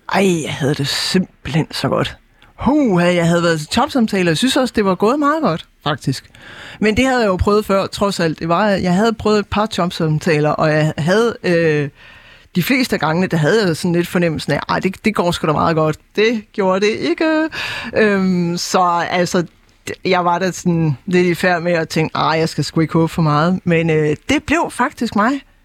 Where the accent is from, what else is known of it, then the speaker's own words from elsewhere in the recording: Jutland, Denmark; now in Copenhagen, Denmark; det var træls, som vi siger hjemme i Jylland